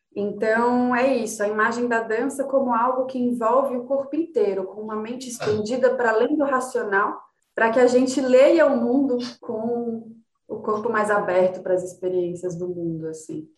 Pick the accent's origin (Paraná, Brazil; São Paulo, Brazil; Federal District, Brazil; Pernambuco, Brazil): São Paulo, Brazil; São José dos Campos; moved away as an adult; also born or lived in Rio de Janeiro / Brasília; now in São Paulo, Brazil; Quando eu tinha uns 7, 8 anos, meu pai foi trabalhar no ITA. A gente morava em Brasília e aí ele foi chamado para dar aula no ITA e a gente mudou para São José, né? Eu tinha uns 7, 8 anos e eu morei lá até os 18